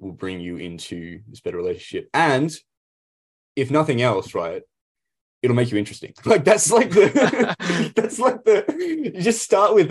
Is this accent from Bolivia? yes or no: no; Australia; we are Aussies.